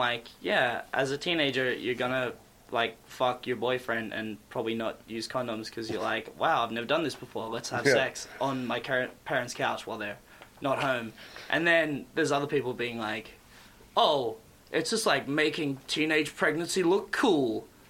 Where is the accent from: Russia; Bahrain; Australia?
Australia; now in Nelson, Canada; I'm an Australian living in Nelson in BC, Canada